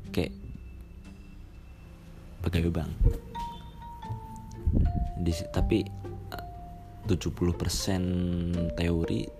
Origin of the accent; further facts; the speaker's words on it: Purbalingga, Central Java, Indonesia; maaf maaf aja nih kalau bahasanya agak campuran Indonesia Jawa ya karena saya sendiri memang dari Jawa Jawa Tengah lebih tepatnya Jawa Tengah bagian barat di Purbalingga ya Purbalingga orang-orang pada bilang ngapak-ngapak ya